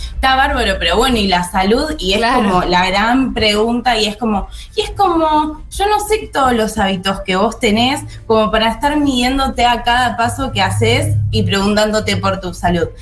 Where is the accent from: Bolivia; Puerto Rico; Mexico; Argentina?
Argentina; Mar del Plata, Buenos Aires Province; yo soy de Mar del Plata